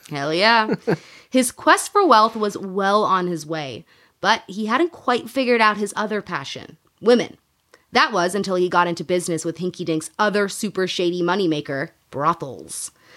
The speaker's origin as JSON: {"language": "English", "region": "Illinois", "country": "United States", "tie": "born or raised there", "said": "I grew up in Illinois"}